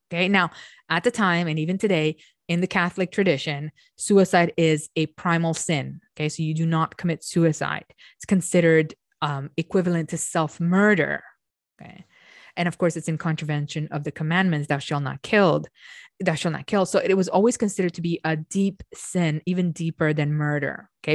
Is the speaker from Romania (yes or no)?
yes; Romania; I'm Romanian, I come from Eastern Europe.